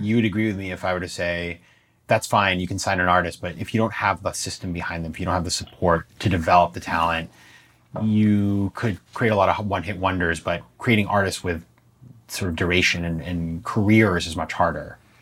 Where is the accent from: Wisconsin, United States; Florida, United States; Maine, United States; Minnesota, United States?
Maine, United States; my hometown of Maine